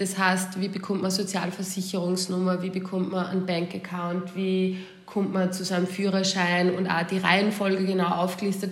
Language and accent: German; Austria; moved away as an adult; now in United States; Man wird als Österreicher